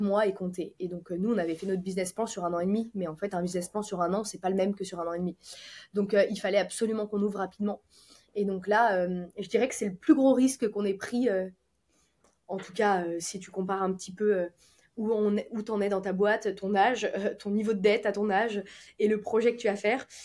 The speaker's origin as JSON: {"language": "French", "town": "Lyon", "region": "Auvergne-Rhône-Alpes", "country": "France", "moved": "yes", "lives_now": "Nice, France", "said": "on est lyonnais."}